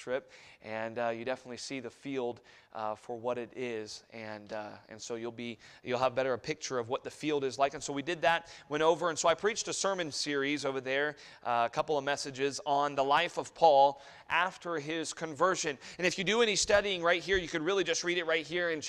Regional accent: Germany; moved away; growing up in Germany

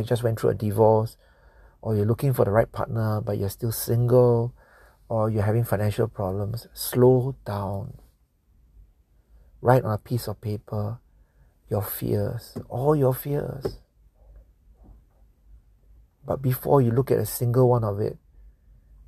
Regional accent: Singapore; I'm from Singapore. Singapore

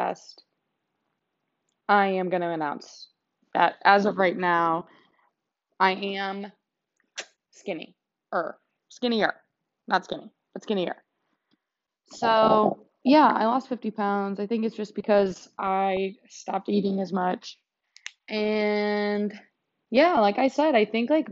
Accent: United States

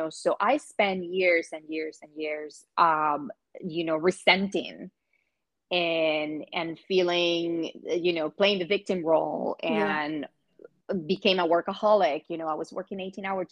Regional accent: Venezuela; also born or lived in Orlando, Florida / New York City; now in Los Angeles, United States; growing up in Venezuela

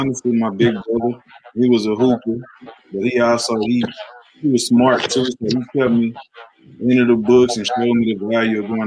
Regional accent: Houston, Texas, United States; I grew up in Third Ward, Nelson Park area

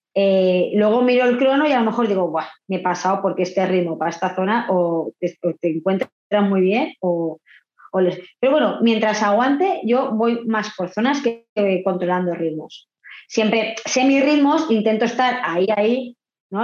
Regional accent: Vila-real, Valencian Community, Spain; also born or lived in Argentina; yo soy de Castellón

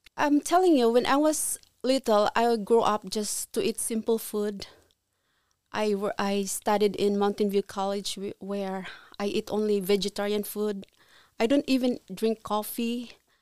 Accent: Philippines; moved away as an adult; now in Ontario, Canada; I was born in Philippines

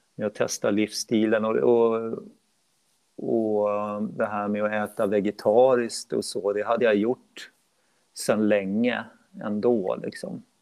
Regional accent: Uppsala, Uppsala County, Sweden; sen började jag starta egna klasser i Uppsala mm. där jag är född och uppvuxen

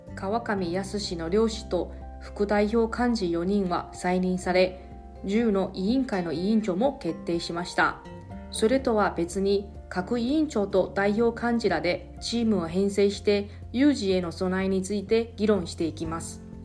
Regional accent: Kaohsiung, Taiwan; now in Okinawa, Japan; 私の実家が全く反対側の、えー、台湾の南部、えー、高尾にありますので

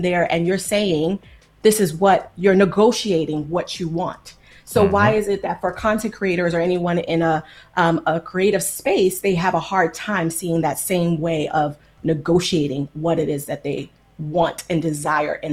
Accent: New York City, New York, United States; moved away as an adult; also born or lived in Long Island; now in California, United States; I grew up in New York City, in New York and in Long Island

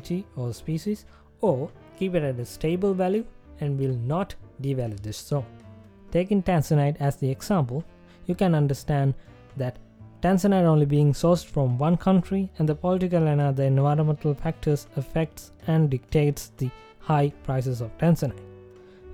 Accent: Sri Lanka; my home country

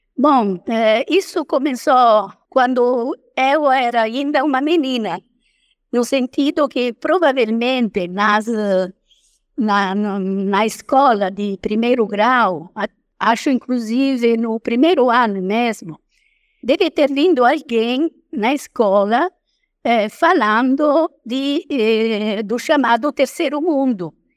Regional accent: Italy; accent: foreign; first language Italian; Portuguese is a second language; moved away as an adult; also born or lived in Roraima, Brazil; now in Brazil

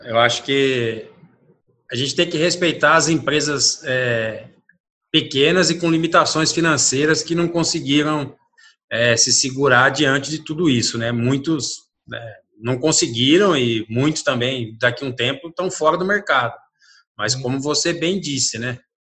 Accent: Brazil; eu sou brasileiro

